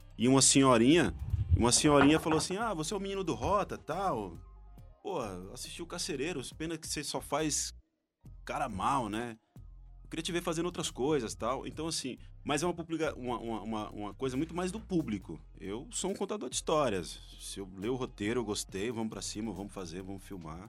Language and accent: Portuguese; interior of Minas Gerais, Brazil; eu sou do interior de Minas